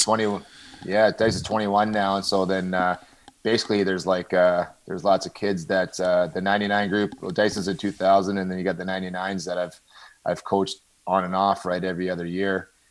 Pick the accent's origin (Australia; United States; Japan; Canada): Canada; Toronto, Ontario; also born or lived in Brooklin, Ontario; I grew up in Scarborough